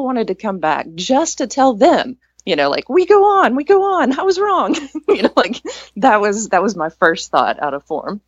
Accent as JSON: {"language": "English", "region": "East Texas", "country": "United States", "tie": "born or raised there", "said": "I grew up in East Texas"}